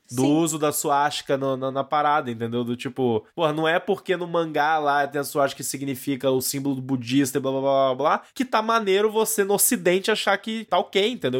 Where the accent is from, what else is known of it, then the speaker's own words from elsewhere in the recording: Brazil; Nós estamos absorvendo todos esses produtos como brasileiros e como adultos.